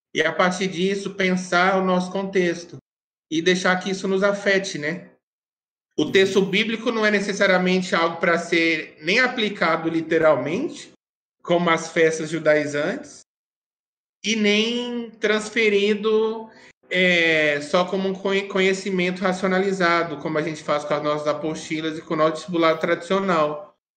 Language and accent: Portuguese; Minas Gerais, Brazil; Eu sou mineiro